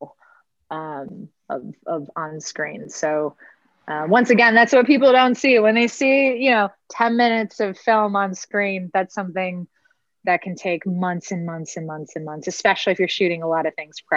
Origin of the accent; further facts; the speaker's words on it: Michigan, United States; moved away; I'm originally from Michigan